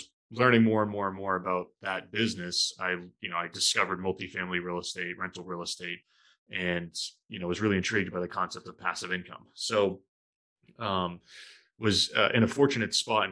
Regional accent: New Hampshire, United States; moved away as an adult; now in Boston, United States; born and raised in New Hampshire, small town in southern New Hampshire

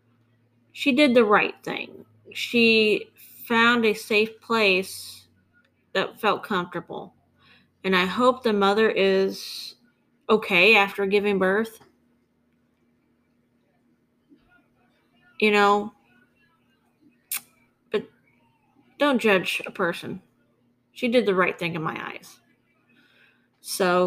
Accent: St. Joseph, Missouri, United States; my hometown in northwestern Missouri. St. Joseph, Missouri

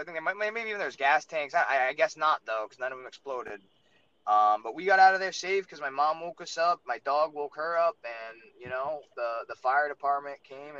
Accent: Rhode Island, United States

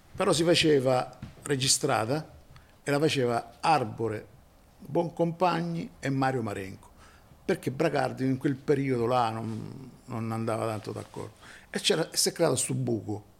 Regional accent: Messina, Sicily, Italy; sono di Messina.

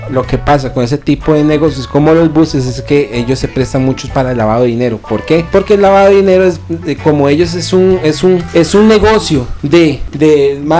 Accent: San José, Costa Rica; yo soy de Pavas.

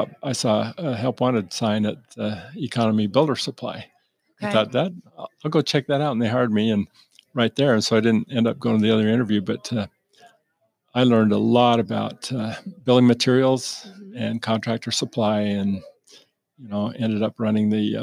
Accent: Lehi, Utah, United States; we grew up in Lehi

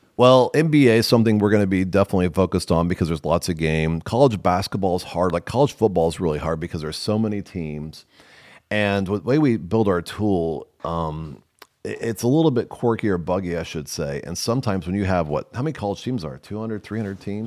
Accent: Nebraska, United States; I'm from Nebraska

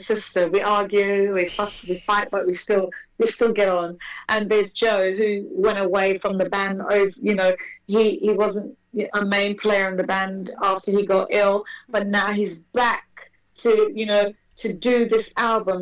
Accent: United Kingdom; I'm, I'm British.

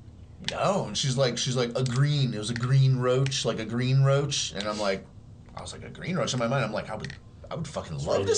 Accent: Chicago, Illinois, United States; And I'm from Chicago, and we lived in a building in Chicago. It was three floors. We had the whole second floor.

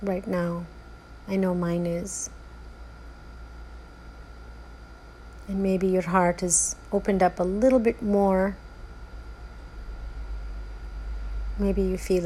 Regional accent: India; moved away; how I was raised in India, the values that were instilled in me, the limitations of how I was parented in India

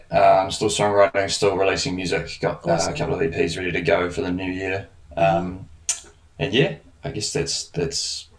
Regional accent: Invercargill, Southland, New Zealand; moved away as an adult; now in Wellington, New Zealand; I'm a singer-songwriter, originally born and raised in Invercargill at the bottom of New Zealand. Nice. I've been in Wellington for the last 3 years. And I'm about to move to Auckland next year

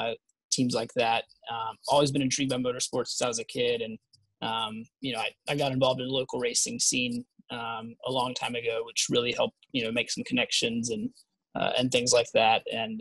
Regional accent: Raleigh, North Carolina, United States; I'm from Raleigh, North Carolina.

